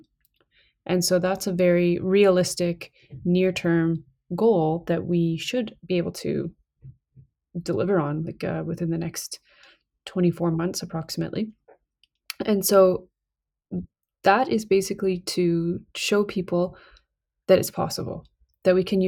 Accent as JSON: {"language": "English", "area": "north of Kingston", "region": "Ontario", "country": "Canada", "said": "I'm originally from the Great Lakes of Canada. So I'm from north of Kingston, Ontario."}